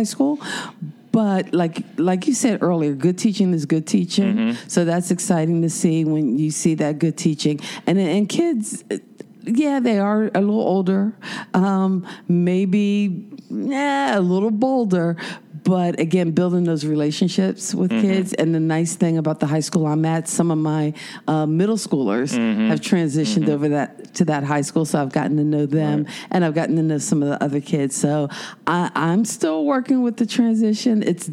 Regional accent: Philadelphia, Pennsylvania, United States; now in Statesville, United States; I'm the northerner. I'm the Philly girl. I grew up on Dunkin' Donuts.

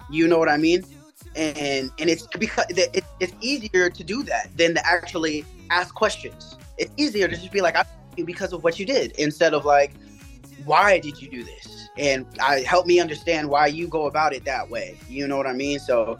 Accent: Tacoma, Washington, United States; I'm from Tacoma, Washington State. So that's all the way on the west side, like near Seattle. Like 20 minutes, 30 minutes down the way from Seattle. I moved around a lot.

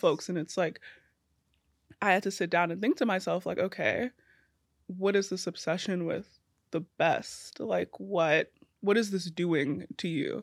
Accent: New York City, New York, United States; also born or lived in Trinidad and Tobago / Queens; grew up in East New York, so, like, in Brooklyn

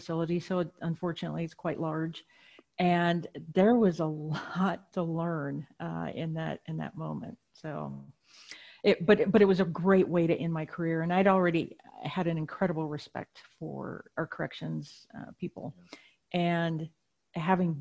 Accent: Wisconsin, United States; I was raised in Wisconsin

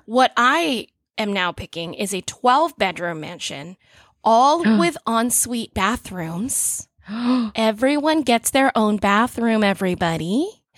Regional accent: Orlando, Florida, United States; it's my hometown. I'm very Orlando.

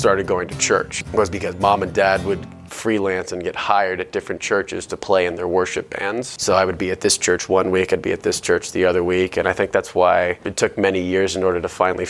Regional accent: Tucson, Arizona, United States; born there; I was born in Tucson, Arizona, which is about an hour and a half south of Phoenix and is about an hour and a half north from the Mexican border.

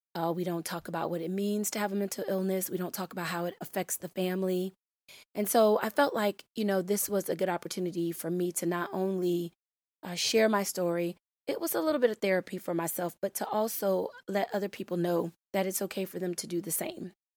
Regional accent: Florida, United States; my home state of Florida

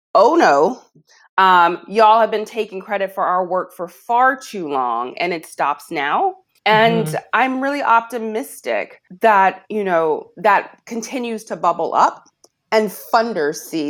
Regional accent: Alabama, United States; I'm from Alabama. I didn't have sex education

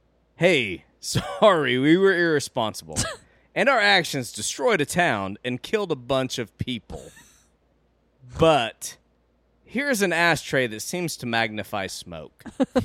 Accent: Kansas, United States; I'm from Kansas

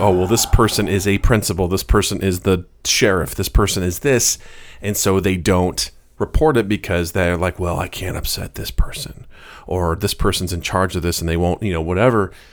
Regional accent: Missouri, United States; a town right by where I grew up in Missouri, a town called Edina

